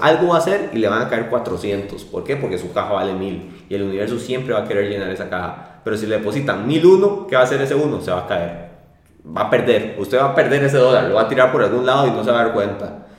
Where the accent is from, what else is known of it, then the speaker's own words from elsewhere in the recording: Costa Rica; así somos los ticos